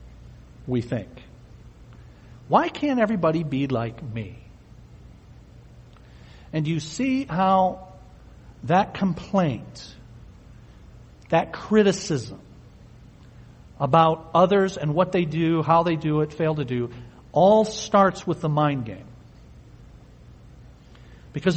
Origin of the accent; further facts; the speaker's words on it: United States; We're American